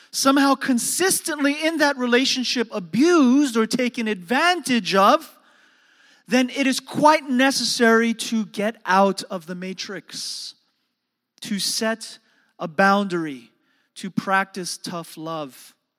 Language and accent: English; New York City, New York, United States; growing up in New York City